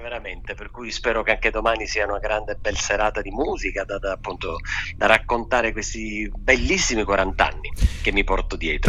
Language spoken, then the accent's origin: Italian; Sicily, Italy; sono partito eh, quest'anno a gennaio da, da, dalla, dalla, mia terra, dalla Sicilia